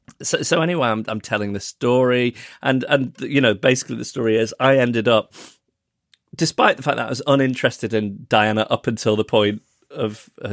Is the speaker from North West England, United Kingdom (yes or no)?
yes; Manchester, North West England, United Kingdom; born there; at Withington Hospital, where incidentally I was born in Manchester